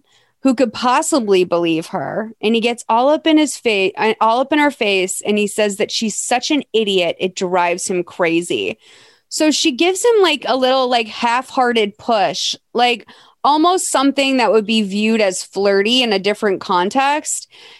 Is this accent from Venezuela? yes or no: yes; Venezuela; English is a second language; And this is what I'm used to growing up in Venezuela. Christmas was in warmer climates, so we didn't have proper Christmas trees at that time of the year